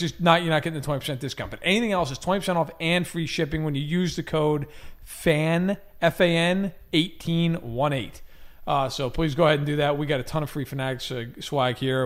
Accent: New York area, United States; I am from the New York area

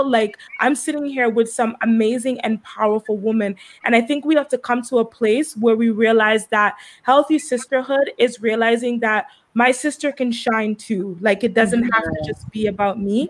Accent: Antigua & Barbuda; I grew up in Antigua. So I grew up in the beautiful island of Antigua.

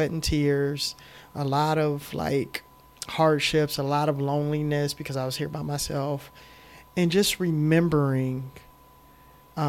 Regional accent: Saginaw, Michigan, United States; moved away; So I'm from Saginaw, Michigan. I grew up humble beginnings

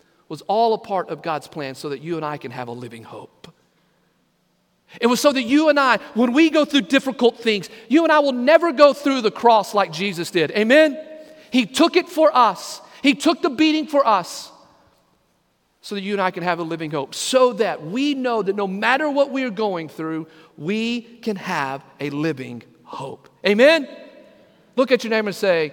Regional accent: Lamesa, Texas, United States; growing up in Second Baptist Church in La Mesa, Texas

